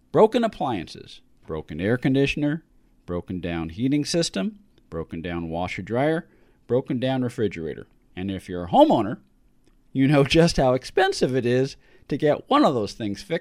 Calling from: California, United States; I'm calling from Southern California, where the air quality has been awful because of the fires.

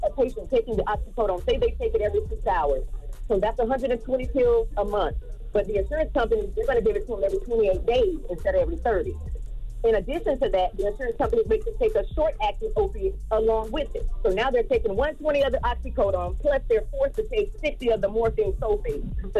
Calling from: Orlando, Florida, United States; I'm calling from Orlando.

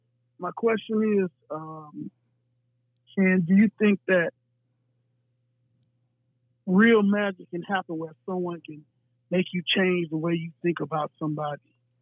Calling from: El Paso, Texas, United States; I'm calling from El Paso, Texas.

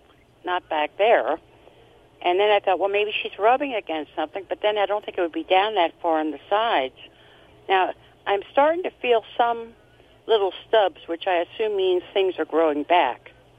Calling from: Lancaster County, Pennsylvania, United States; I am calling from Lancaster County in Pennsylvania.

